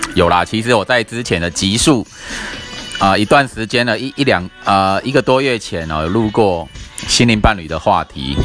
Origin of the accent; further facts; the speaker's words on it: Taiwan; 我们台湾人亚洲人